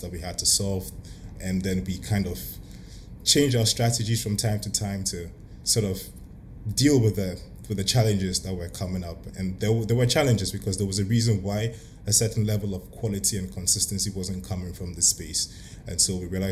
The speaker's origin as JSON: {"language": "English", "country": "Ghana", "said": "being African and being Ghanaian as well"}